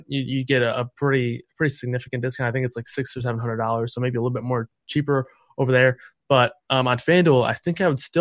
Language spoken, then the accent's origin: English; Michigan, United States; I'm from Michigan